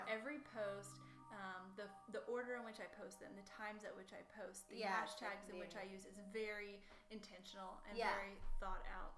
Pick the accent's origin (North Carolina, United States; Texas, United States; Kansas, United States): North Carolina, United States; Charlotte; also born or lived in Wisconsin; Yes, so I was actually born in Wisconsin. Just a little known fact. I was there for like 2 years. But I consider myself a Carolinian.